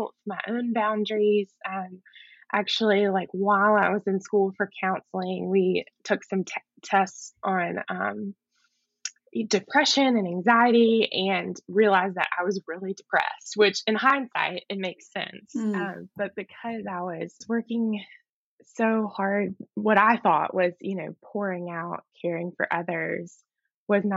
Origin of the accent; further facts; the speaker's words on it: Mississippi, United States; moved away as an adult; also born or lived in Texas; So I moved to Texas from Mississippi, which was kind of a big move for me. I had never lived out of Mississippi before